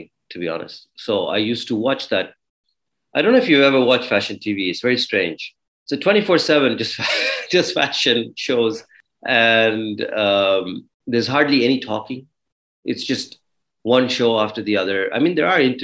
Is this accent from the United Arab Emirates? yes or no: yes; Dubai, United Arab Emirates; also born or lived in Toronto, Canada / Kenya; I was born in Dubai. I was brought up in Dubai. I lived here till I was 18